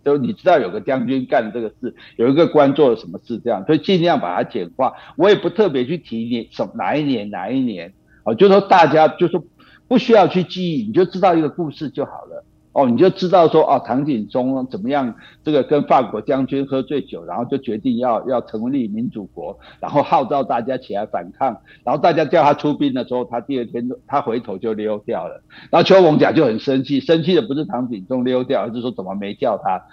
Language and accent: Chinese; Taiwan; 我也提出了一个我们台湾人自己应该有的历史观